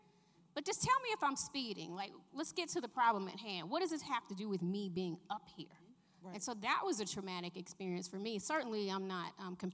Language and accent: English; Atlanta, Georgia, United States; I grew up in Southwest Atlanta